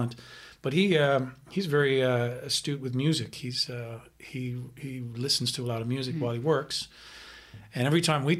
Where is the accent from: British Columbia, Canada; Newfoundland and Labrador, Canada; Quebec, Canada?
Newfoundland and Labrador, Canada; Carbonear; I was born in Newfoundland, a little place called Carbonear, which is about 2 hours from St. John's, where I was eventually raised in the Catholic school system